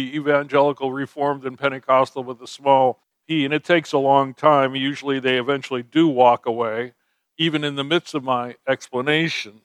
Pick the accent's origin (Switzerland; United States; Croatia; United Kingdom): United States; New Haven, Connecticut; I was raised outside of New Haven, which is kind of in the middle of the state on the coast.